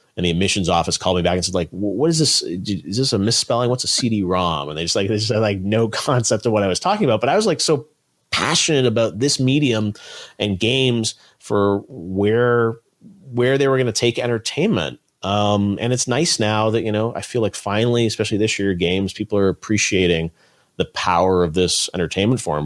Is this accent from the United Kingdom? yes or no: no; Toronto, Ontario, Canada; I grew up in Toronto, Canada